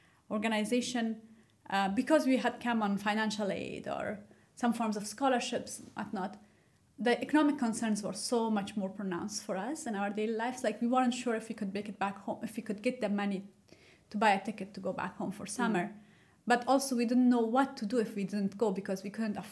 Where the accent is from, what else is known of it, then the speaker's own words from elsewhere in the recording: Afghanistan; moved away; also born or lived in United States; the way I was raised in Afghanistan